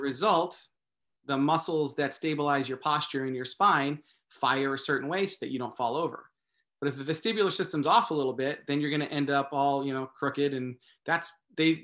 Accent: Massachusetts, United States; now in California, United States; I grew up in Massachusetts, actually. I live in California now

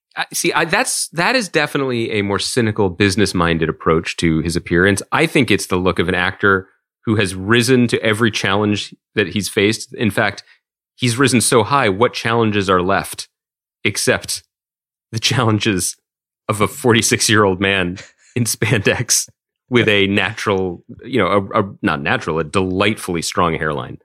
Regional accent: Philadelphia, Pennsylvania, United States; we grew up in Philadelphia

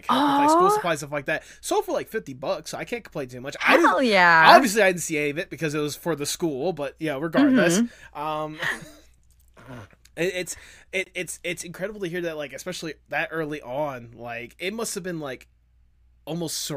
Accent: Georgia, United States; I'm from Georgia

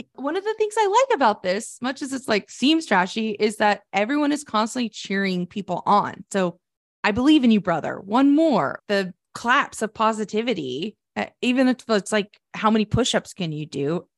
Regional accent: Sterling, Oklahoma, United States; growing up in my hometown, Sterling, Oklahoma

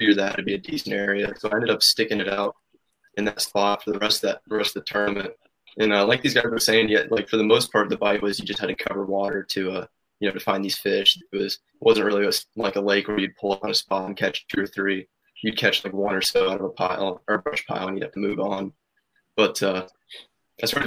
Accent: Indiana, United States; we're all from Indiana

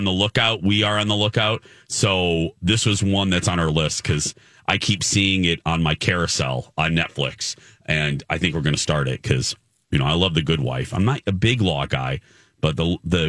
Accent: United States; as an American

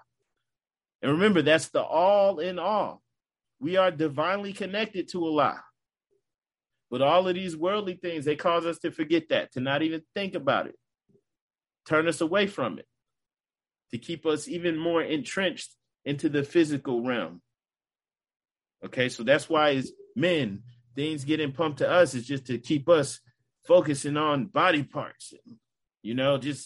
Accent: United States; as an American, a true American

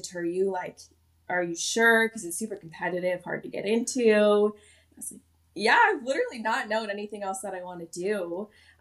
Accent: Midwest, United States; I grew up in the Midwest

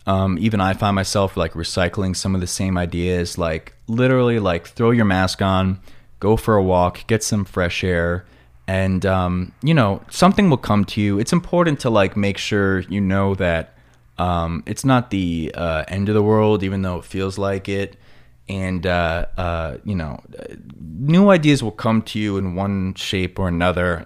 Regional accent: Long Island, New York, United States; accent: New York; moved away as an adult; now in Los Angeles, United States; my block on Long Island

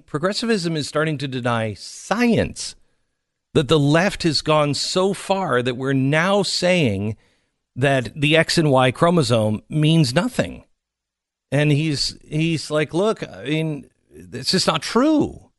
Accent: Seattle, Washington, United States; One of them is a evolutionary biologist at Evergreen University, and I grew up in Seattle.

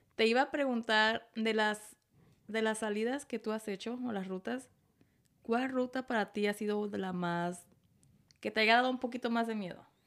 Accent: Tijuana, Baja California, Mexico; moved away; Yo soy de Tijuana.

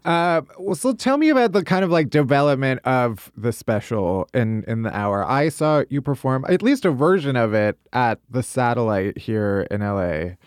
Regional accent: outside of Chicago, Illinois, United States; now in New York, United States; I'm from outside of Chicago

